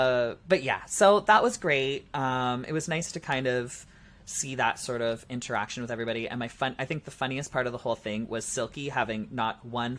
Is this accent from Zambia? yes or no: no; Canada; I'm the Canadian pork chop.